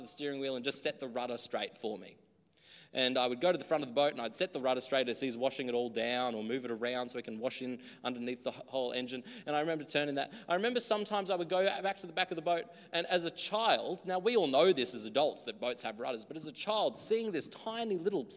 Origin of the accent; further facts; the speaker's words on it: Australia; Growing up in the country, I guess here too, very native land, Australia.